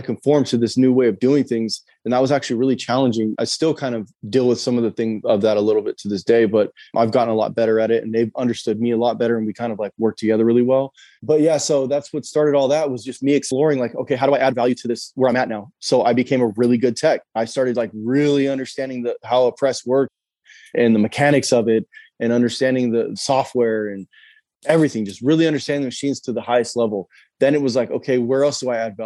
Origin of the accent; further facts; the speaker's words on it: California, United States; also born or lived in Idaho; now in Pensacola, United States; we're from California. We lived in Idaho for years.